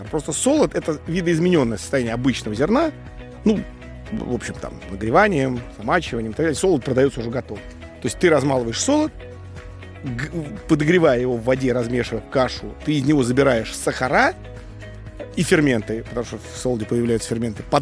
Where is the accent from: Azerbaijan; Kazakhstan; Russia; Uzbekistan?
Russia; Moscow; now in Yevpatoria, Ukraine; я из Москвы